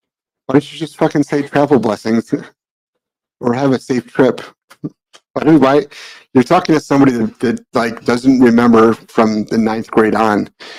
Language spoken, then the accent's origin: English; Midwest, United States; accent: Midwestern; I don't have a New England accent. If anything, people are like, you have a Midwestern accent. It's like, yeah, because I'm from the Midwest.